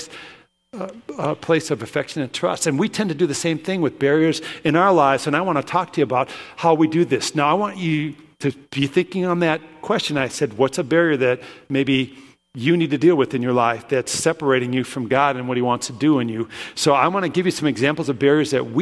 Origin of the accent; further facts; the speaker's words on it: Williston, North Dakota, United States; also born or lived in Brookings; I grew up in Williston